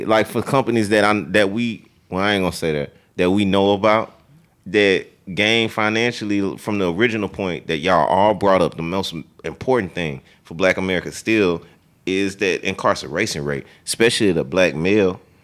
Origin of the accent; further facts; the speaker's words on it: South Louisiana, United States; moved away as an adult; now in Dallas, United States; I'm from South Louisiana